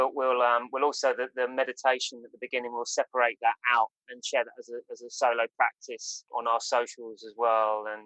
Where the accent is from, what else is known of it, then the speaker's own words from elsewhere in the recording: Worthing, South East England, United Kingdom; also born or lived in London; now in Lancing, United Kingdom; I was in London for 22 years. I'm from Worthing originally.